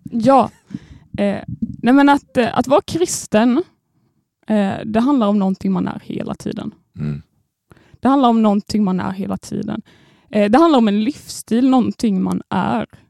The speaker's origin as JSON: {"language": "Swedish", "town": "Landsbro", "region": "Jönköping County", "country": "Sweden", "tie": "born or raised there", "moved": "yes", "said": "jag kommer då från Småland. Eh, ett Oj. litet samhälle på 1500 personer som heter Landsbro"}